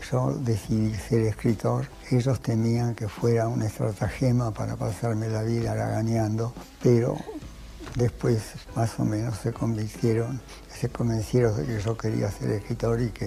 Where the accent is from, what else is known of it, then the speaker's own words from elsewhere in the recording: Buenos Aires, Argentina; argentino, nací en Buenos Aires. Mis padres eran